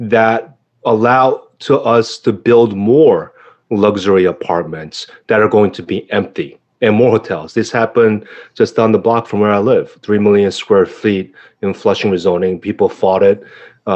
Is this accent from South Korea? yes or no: yes; South Korea; now in New York, United States; South Korea, you know, my hometown, my homeland